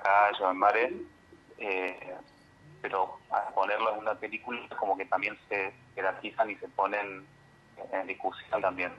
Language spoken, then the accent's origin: Spanish; Villa Dolores, Córdoba, Argentina; yo nací en Villa Dolores y viví hasta lo, hasta que me fui a estudiar a Córdoba